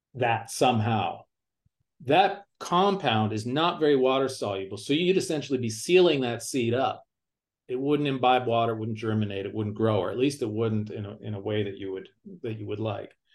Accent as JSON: {"language": "English", "area": "near Toronto", "region": "Ontario", "country": "Canada", "tie": "born or raised there", "moved": "as an adult", "lives_now": "United States", "said": "I grew up near Toronto, Ontario, Canada"}